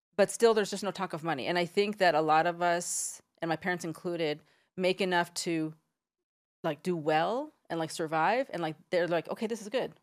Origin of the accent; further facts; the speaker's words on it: San Diego, California, United States; I am from San Diego. I'm from about ten minutes from the Mexican border